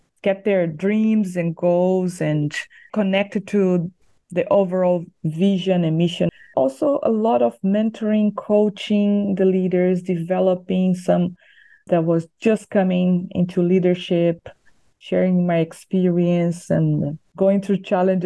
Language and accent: English; near São Paulo, Brazil; English is a second language; moved away as an adult; also born or lived in Bosnia and Herzegovina / Europe / Latin America; Yes, I am from Brazil. So close to São Paulo, and grew up there until my 20s or late 20s, when then I left to serve on the mission field overseas.